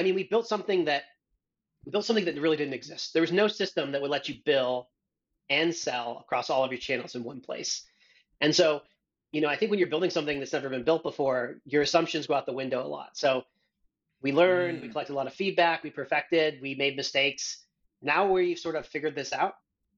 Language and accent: English; Missoula, Montana, United States; moved away as an adult; also born or lived in Australia; now in San Francisco, United States; in Montana, in my hometown